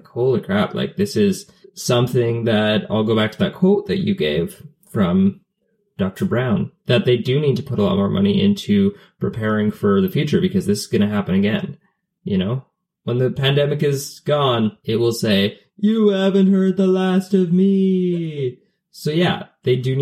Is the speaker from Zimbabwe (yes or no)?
no; Canada; as a Canadian